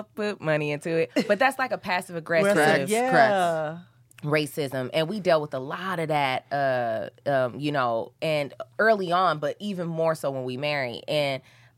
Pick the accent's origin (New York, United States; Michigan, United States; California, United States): Michigan, United States; Flint; I'm from Flint, Michigan